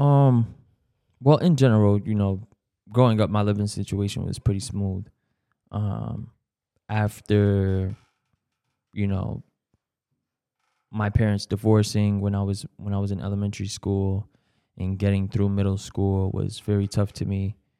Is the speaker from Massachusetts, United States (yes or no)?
yes; Brockton, Massachusetts, United States; growing up in Brockton was pretty, pretty smooth